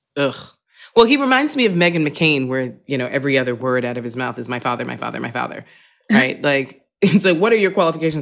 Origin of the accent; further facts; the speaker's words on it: New York City, New York, United States; moved away as an adult; also born or lived in Manhattan, New York City; now in Brooklyn, New York City, United States; I lived in Manhattan for twenty years, and, and now I'm, I'm in Brooklyn, but I was born in Queens